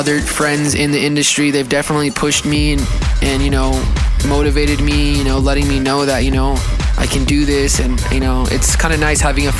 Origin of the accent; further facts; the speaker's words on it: San Diego, California, United States; moved away as an adult; now in Phoenix, United States; Right now, I'm currently living in Phoenix, Arizona, but I'm born and raised in San Diego, California